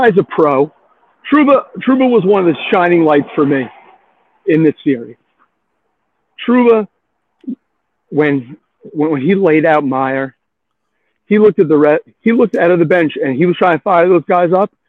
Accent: West Islip, New York, United States; now in Sayville, United States; I'm a transplant from West Islip, so I really traveled far.

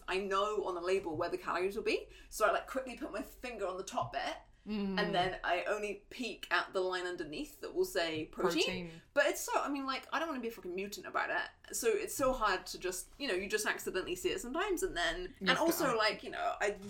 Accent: England, United Kingdom; I grew up eating it in England.

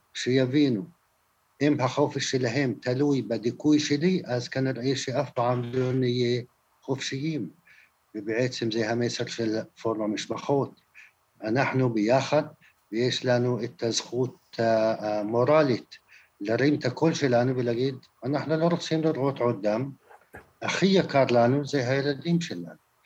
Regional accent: Palestine

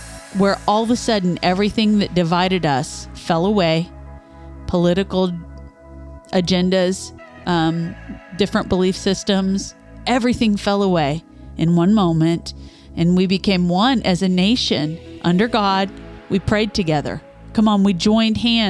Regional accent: Midwest, United States; we grew up in the Midwest

